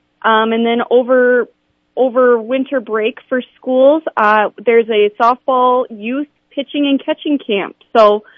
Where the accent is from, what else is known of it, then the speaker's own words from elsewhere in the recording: Harrisburg, South Dakota, United States; I'm from the Sioux Falls area. I went to Harrisburg for my high school, actually elementary through high school.